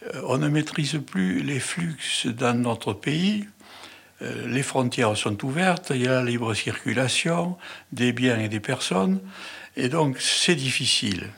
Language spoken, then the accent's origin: French; Toulouse, Occitania, France; Je suis toulousain, né à Toulouse. J'ai fait mes études à Toulouse